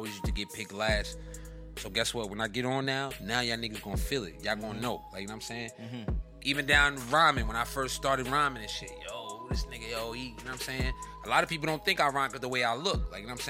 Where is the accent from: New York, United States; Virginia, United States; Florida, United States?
New York, United States; New York City; I'm not Jersey. I'm not from Jersey. I'm from Brooklyn.